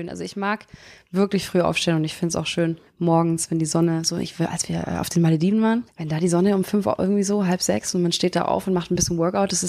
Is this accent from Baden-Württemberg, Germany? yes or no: yes; Backnang, Baden-Württemberg, Germany; moved away; bei unserem Backnanger Straßenfest